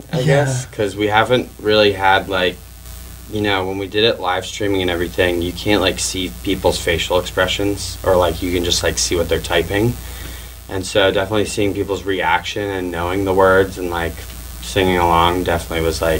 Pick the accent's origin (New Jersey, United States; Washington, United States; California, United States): New Jersey, United States; We all went to North Hunterdon High School in New Jersey. We're all from New Jersey